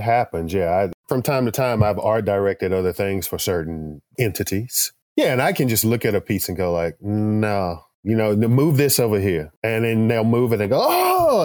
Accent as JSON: {"language": "English", "region": "Texas", "country": "United States", "tie": "born or raised there", "said": "I grew up here in Texas"}